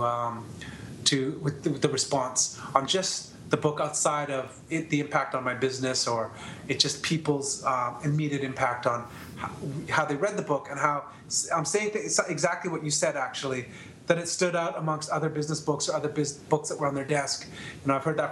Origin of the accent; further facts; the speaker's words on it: Canada; I'm from Canada, so my story is obviously most well-known here